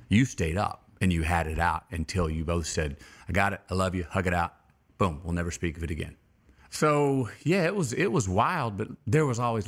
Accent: Uvalde, Texas, United States; I was born in Uvalde, Texas.

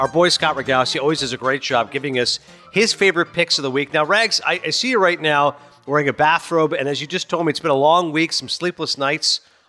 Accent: Canada; I'm okay being Canadian

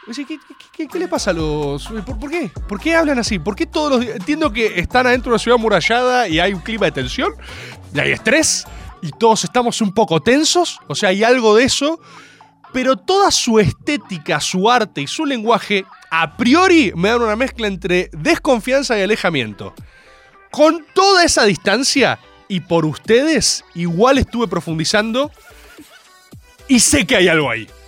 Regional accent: Argentina; me crié con Dragon Ball, por supuesto, como cualquier argentino de bien en los 90

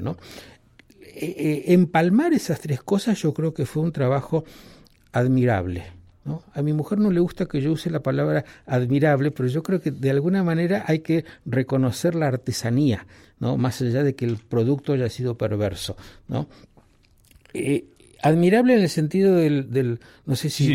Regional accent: Argentina; cómo me siento yo como argentino

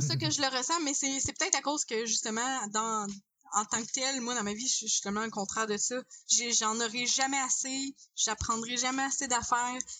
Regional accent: Quebec, Canada; en tant que québécois oui on dans un Canada on est minoritaire

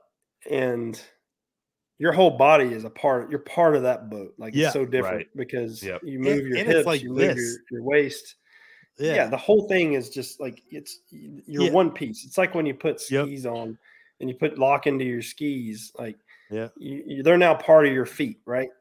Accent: North Carolina, United States; moved away as an adult; also born or lived in Florida; back home to where I grew up at here in North Carolina.

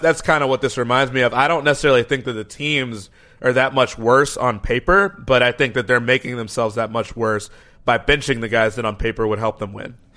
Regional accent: Chicago, Illinois, United States; in my hometown here, Chicago

